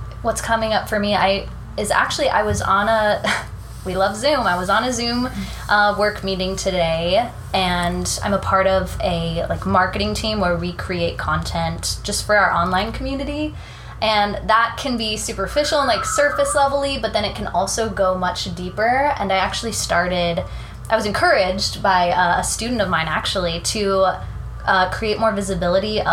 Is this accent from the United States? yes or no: yes; California, United States; moved away as an adult; now in New York City, United States; I'm from California